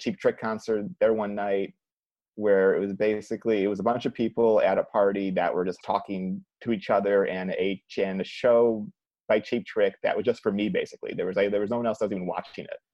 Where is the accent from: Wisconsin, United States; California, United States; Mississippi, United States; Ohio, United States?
Ohio, United States; Cleveland; moved away; I'm from Cleveland